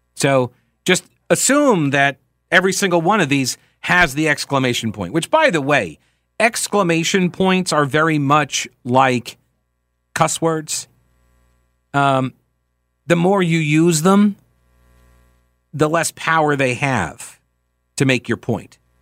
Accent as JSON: {"language": "English", "region": "New York", "country": "United States", "moved": "yes", "said": "I'm from New York"}